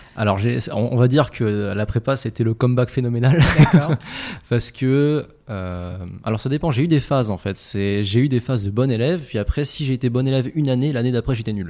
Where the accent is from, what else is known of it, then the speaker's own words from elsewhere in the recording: Noisy-le-Grand, Île-de-France, France; also born or lived in Paris; on a grandi à Noisy-le-Grand avant mhm. de déménager pour Paris dans le 3e arrondissement